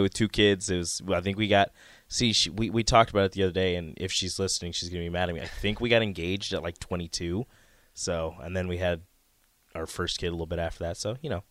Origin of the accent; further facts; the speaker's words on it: Omaha, Nebraska, United States; I'm from Omaha